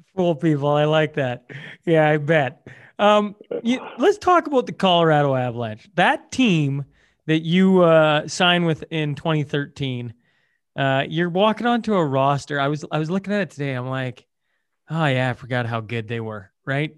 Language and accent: English; Hillmond, Saskatchewan, Canada; Hillmond uh, is my hometown.